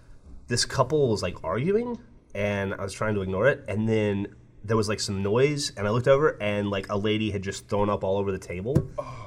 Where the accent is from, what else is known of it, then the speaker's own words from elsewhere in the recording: Alabama, United States; now in Austin, United States; growing up in Alabama